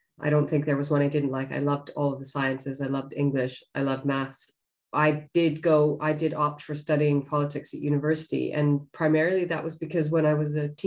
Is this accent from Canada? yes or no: yes; Western Canada, Canada; I grew up in Western Canada